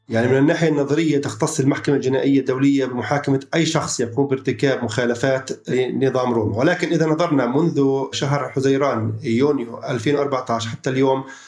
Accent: Palestine

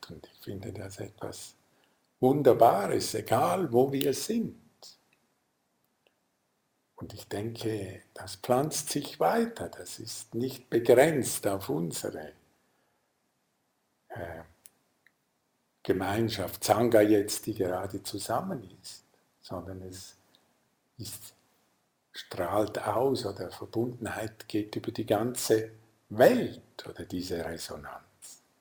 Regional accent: Lucerne, Switzerland; ich komme ja aus dem Sendor am Fluss in Luzern

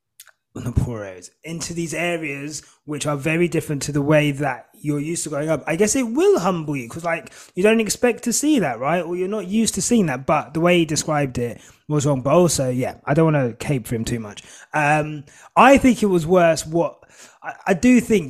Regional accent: Hertfordshire, East of England, United Kingdom; also born or lived in St Albans / Zimbabwe; I've grown up in Hertfordshire, very white

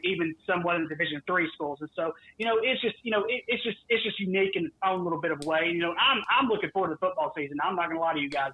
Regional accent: the South, United States; I am from the South

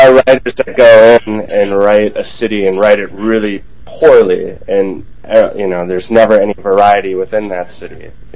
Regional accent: Green Bay, Wisconsin, United States; I grew up in Green Bay

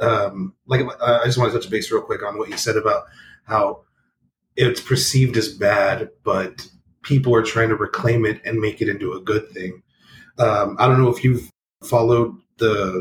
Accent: Rio Grande Valley, Texas, United States; I grew up here in the Rio Grande Valley

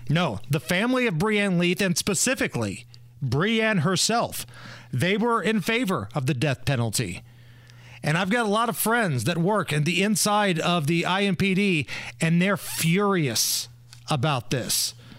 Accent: Indiana, United States; born or raised there

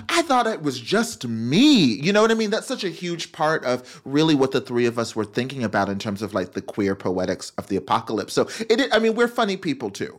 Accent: Memphis, Tennessee, North Texas, United States; I was raised in, um, Memphis, Tennessee, and then the suburbs of, of North Texas. And so I grew up in the South

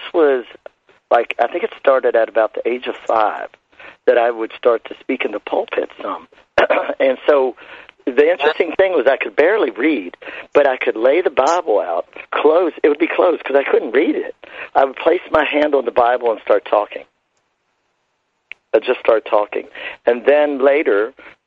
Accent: Shenandoah Valley, Virginia, United States; was born actually in the Shenandoah Valley. I'm an Appalachian boy of Southern roots and Appalachian cultural heritage

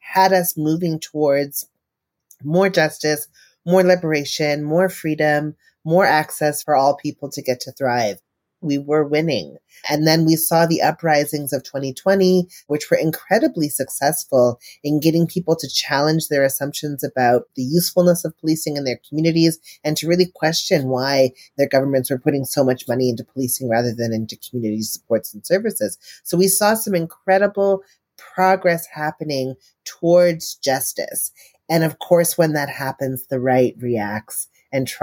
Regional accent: Tennessee, United States; also born or lived in Memphis, Tennessee; now in Toronto, Canada; in Tennessee, which is my home state.

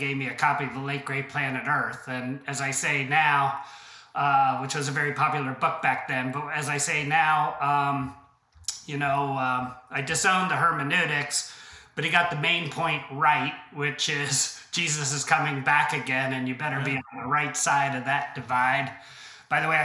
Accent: Columbus, Ohio, United States; also born or lived in Princeton, New Jersey; my mother was from Columbus, Ohio. So we moved to Columbus, Ohio

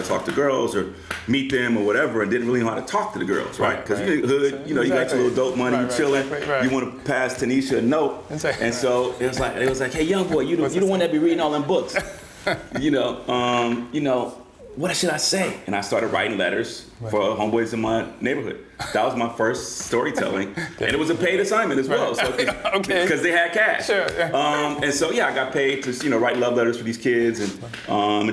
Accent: Oakland, California, United States; moved away as an adult; also born or lived in San Diego / New York City / Los Angeles; my genesis, before I even got to LA Times or Source, was just growing up in Oakland.

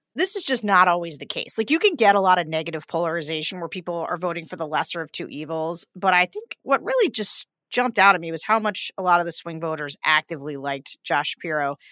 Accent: Pennsylvania, United States; my home state, Pennsylvania

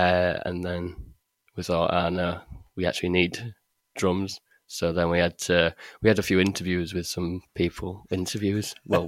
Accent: Hull, Yorkshire and the Humber, United Kingdom; Well, it was either go to college or do an apprenticeship.

